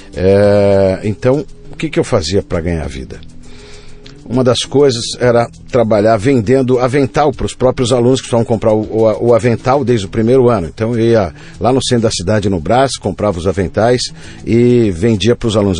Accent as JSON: {"language": "Portuguese", "region": "São Paulo", "country": "Brazil", "tie": "born or raised there", "said": "fui criado lá no Campo Limpo, num bairro na periferia de São Paulo."}